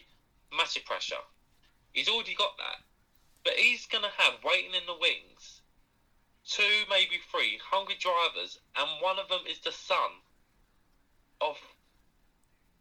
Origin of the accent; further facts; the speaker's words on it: United Kingdom; as a British fan